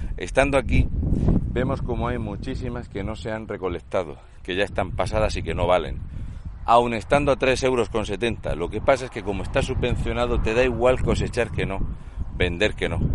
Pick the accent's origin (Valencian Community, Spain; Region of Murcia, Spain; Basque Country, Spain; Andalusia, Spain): Region of Murcia, Spain; un murciano encabronado